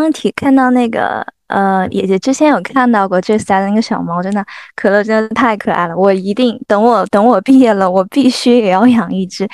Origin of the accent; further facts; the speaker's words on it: the Northwest, Northwest China, China; moved away; also born or lived in Jiangnan / Greater Bay Area; 我来自大西北，一路南下求学，从江南到湾区